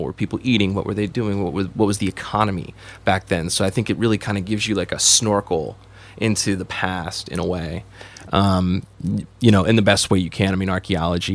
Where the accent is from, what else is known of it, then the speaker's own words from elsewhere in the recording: Maryland, United States; moved away; also born or lived in Wyoming; my home state, Maryland